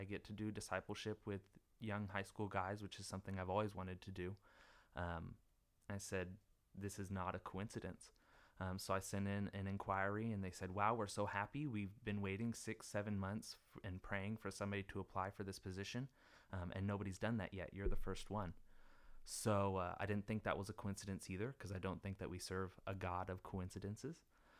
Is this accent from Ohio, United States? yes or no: no; Norfolk, Arkansas, United States; now in Germany; I'm from Arkansas, grew up in Norfolk, little bitty town of like 300 people, went to college in Jonesboro at ASU Jonesboro.